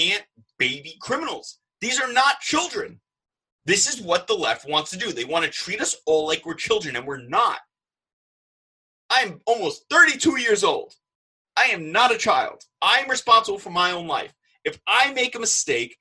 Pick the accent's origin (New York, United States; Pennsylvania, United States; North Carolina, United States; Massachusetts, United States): New York, United States; Port Washington; I grew up in Soundview in Port Washington, in North Shore of Long Island